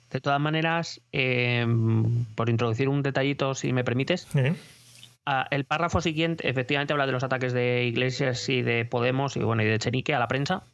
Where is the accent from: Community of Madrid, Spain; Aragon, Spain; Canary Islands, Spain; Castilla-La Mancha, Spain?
Community of Madrid, Spain; Madrid; como madrileño pido una piedad que no nos van a conceder